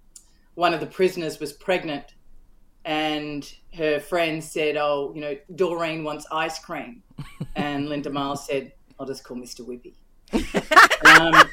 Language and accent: English; Melbourne, Victoria, Australia; in Melbourne, which is my hometown